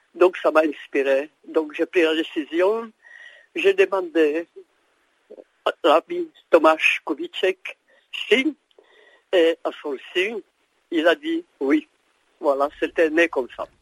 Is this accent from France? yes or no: no; Prague, Czechia; moved away; also born or lived in Brno; J'ai vécu à Brno 15 ans même si je suis né à Prague